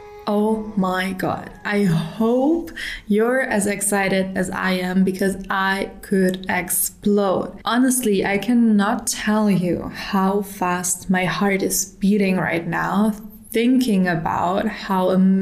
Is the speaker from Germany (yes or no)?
yes; Germany; English is a second language; now in Dubai, United Arab Emirates; In 2022, I emigrated from Germany to Dubai. And in Dubai, everyone is speaking English, and I'm a pretty fluent speaker.